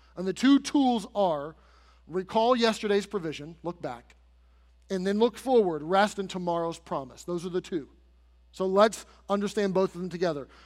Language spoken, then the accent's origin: English; United States; as American citizens